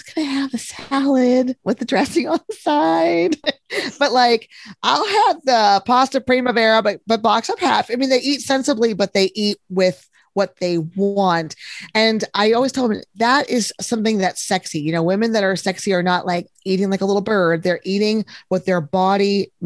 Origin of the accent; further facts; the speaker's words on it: Texas, United States; I'm from Texas